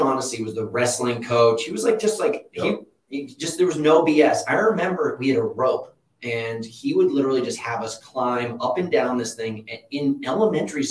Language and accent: English; Connecticut, United States; moved away as an adult; also born or lived in New York; now in Los Angeles, United States; I was born in New York, and then I moved to Connecticut. I don't often tell people I'm from Connecticut